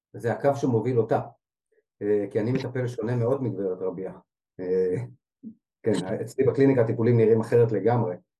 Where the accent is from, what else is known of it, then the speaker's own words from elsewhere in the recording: Jerusalem, Jerusalem District, Israel; עברנו לגור בשכונה בירושלים אה, כשהייתי בן שנתיים